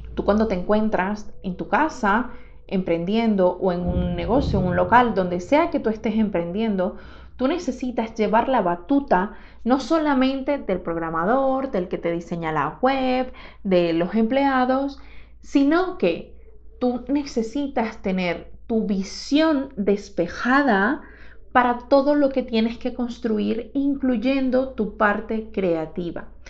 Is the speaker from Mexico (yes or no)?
no; Venezuela; moved away; cuando trabajaba en mi país, en Venezuela